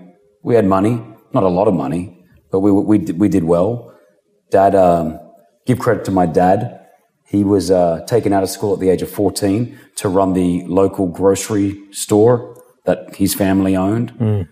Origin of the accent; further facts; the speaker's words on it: Sydney, New South Wales, Australia; We grew up in Sydney, Australia, a typical Lebanese family. Mum and dad migrated from Lebanon when they were younger because of the war.